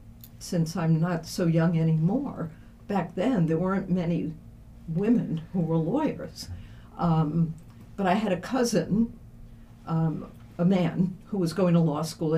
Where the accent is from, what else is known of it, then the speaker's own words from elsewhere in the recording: Brooklyn, New York, United States; moved away as an adult; also born or lived in Levittown, Long Island / Syracuse; growing up in Brooklyn, what can I say? The big city, it was fun.